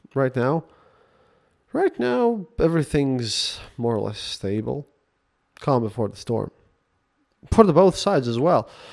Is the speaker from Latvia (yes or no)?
yes; Latvia; English is a second language